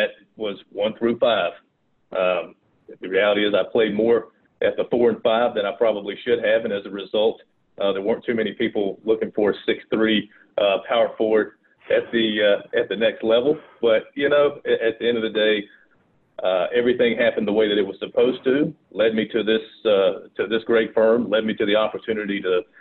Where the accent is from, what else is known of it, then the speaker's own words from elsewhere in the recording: Rock Hill, South Carolina, United States; accent: Southern; also born or lived in Fort Mill, South Carolina; grew up in a little area called Rock Hill, South Carolina. And then when I was 15, I moved to Fort Mill, South Carolina